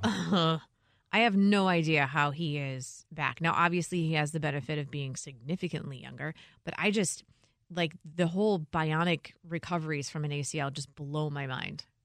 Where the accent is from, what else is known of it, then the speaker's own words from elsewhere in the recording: Illinois, United States; I'm from Illinois